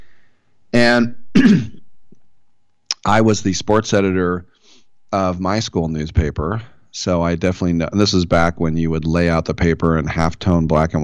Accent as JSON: {"language": "English", "region": "California", "country": "United States", "tie": "born or raised there", "said": "I grew up in California"}